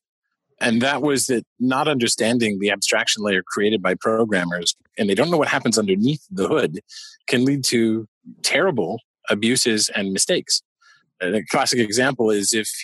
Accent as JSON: {"language": "English", "region": "Quebec", "country": "Canada", "tie": "born or raised there", "said": "where I grew up in Quebec"}